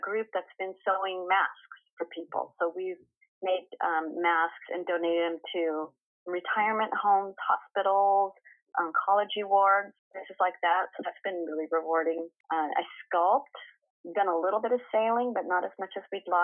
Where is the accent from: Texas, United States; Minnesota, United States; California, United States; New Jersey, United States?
California, United States; the Valley; also born or lived in Long Beach, California; I grew up in the Valley, went to college down in Long Beach, and lived in Southern California for a while, and then moved back up here